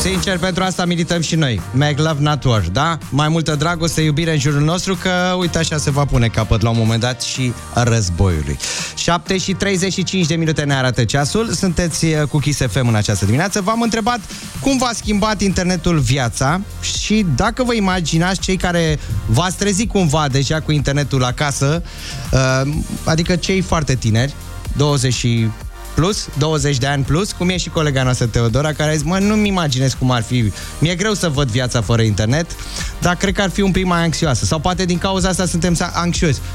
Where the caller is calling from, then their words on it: Bucharest, Romania; din București.